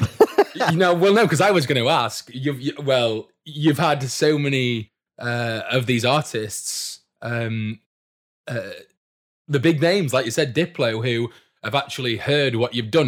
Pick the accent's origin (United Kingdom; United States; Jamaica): United Kingdom; Doncaster, Yorkshire and the Humber; I'm from Doncaster myself